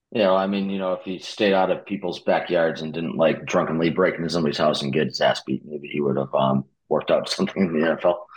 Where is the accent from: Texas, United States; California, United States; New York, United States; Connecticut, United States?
Connecticut, United States; moved away as an adult; I grew up in Connecticut. I moved up here for uh, college